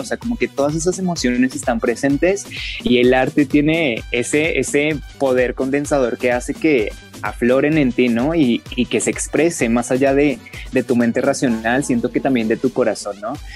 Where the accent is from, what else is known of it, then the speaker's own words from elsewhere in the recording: Colombia; como ciudadanos colombianos que somos